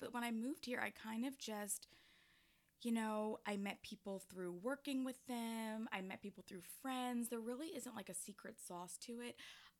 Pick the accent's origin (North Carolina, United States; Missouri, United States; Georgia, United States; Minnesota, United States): Georgia, United States; Atlanta; yeah, I am from Atlanta.